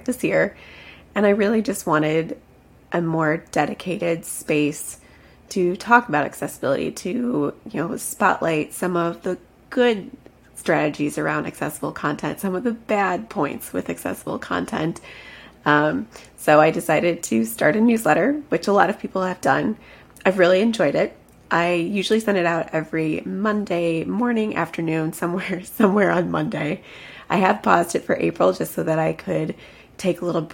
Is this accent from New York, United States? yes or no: no; Chicago, Illinois, United States; moved away as an adult; now in Florida, United States; I'm actually originally from Chicago